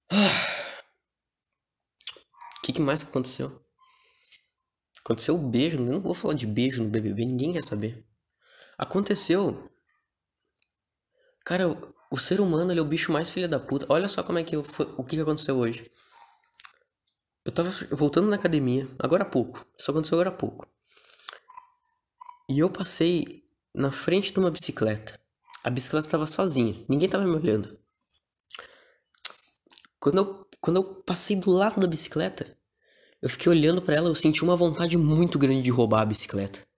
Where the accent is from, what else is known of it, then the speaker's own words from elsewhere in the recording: Porto Alegre, Rio Grande do Sul, Brazil; Eu sou de Porto Alegre, uma cidade muito foda. Porto Alegre é do caralho.